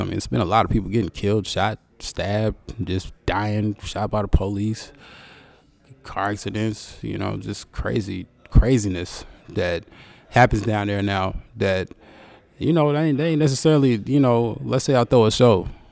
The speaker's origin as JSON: {"language": "English", "region": "Arkansas", "country": "United States", "also_born_or_lived": "Conway, Arkansas", "moved": "as an adult", "lives_now": "Portland, United States", "said": "I'm a country boy, man. I'm, I'm, I'm from Arkansas"}